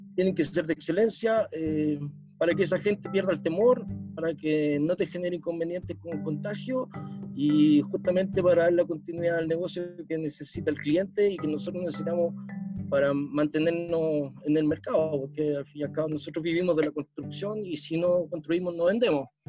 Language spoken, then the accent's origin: Spanish; Chile; nosotros como chilenos somos más prácticos